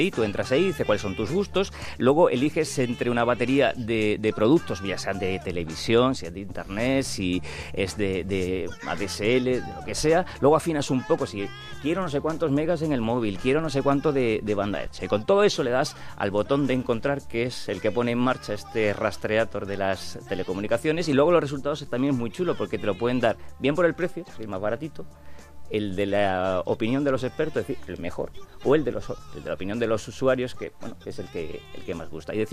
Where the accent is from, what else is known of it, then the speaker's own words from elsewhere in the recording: Huelva, Andalusia, Spain; soy de Huelva de la costa